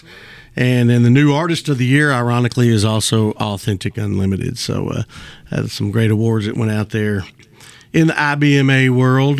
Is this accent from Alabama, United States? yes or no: no; Barlow, Kentucky, United States; My hometown